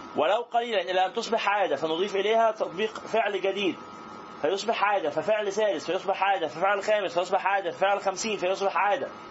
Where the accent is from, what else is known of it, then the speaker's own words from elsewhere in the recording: Egypt; احنا كمصريين